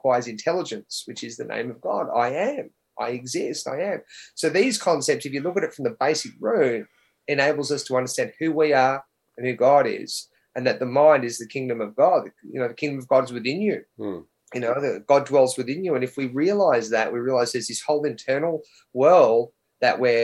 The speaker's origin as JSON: {"language": "English", "country": "Australia", "tie": "born or raised there"}